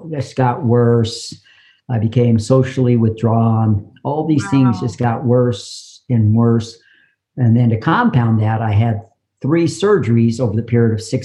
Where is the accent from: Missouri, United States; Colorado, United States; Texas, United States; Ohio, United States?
Colorado, United States; also born or lived in New Mexico; we moved back to Colorado from New Mexico after my mother's remarried, and I discovered wrestling.